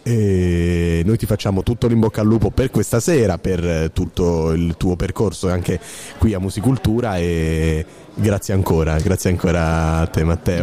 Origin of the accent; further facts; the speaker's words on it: Lucania, Basilicata, Italy; also born or lived in Apulia; anch'io sono lucano, ma sono nato in Puglia